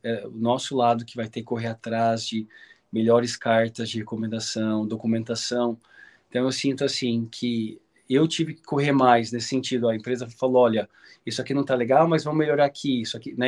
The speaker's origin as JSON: {"language": "Portuguese", "country": "Brazil", "said": "eu sou típico brasileiro"}